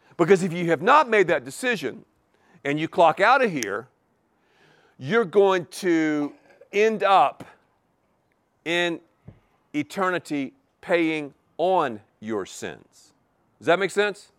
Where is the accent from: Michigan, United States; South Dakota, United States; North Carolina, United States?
North Carolina, United States; Canton; also born or lived in Erwin, North Carolina; Irwin, North Carolina, and, oh, Canton, Canton